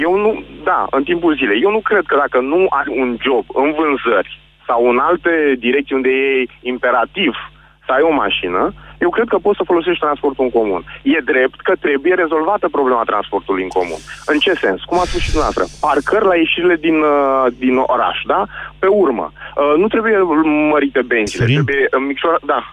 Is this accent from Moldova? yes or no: no; Bucharest, Romania; din București